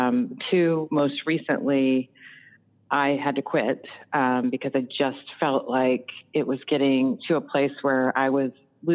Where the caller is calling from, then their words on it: Timonium, Maryland, United States; I am calling from Timonium, Maryland. It's about 20 minutes outside of Baltimore, Maryland.